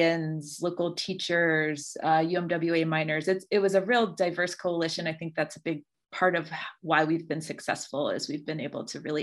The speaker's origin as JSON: {"language": "English", "town": "Charleston", "region": "West Virginia", "country": "United States", "tie": "born or raised there", "said": "I grew up here in West Virginia, in Charleston"}